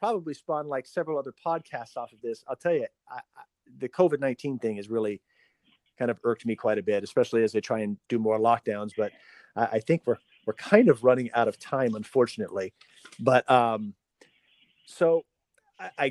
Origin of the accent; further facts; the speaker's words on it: United States; my family being here since the 1800s, and so I'm pretty American